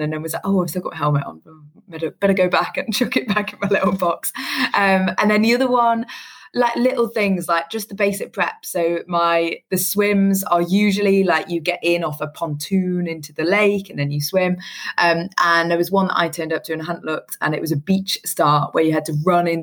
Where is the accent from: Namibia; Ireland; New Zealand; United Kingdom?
United Kingdom; Newcastle upon Tyne, North East England; I grew up in Newcastle up north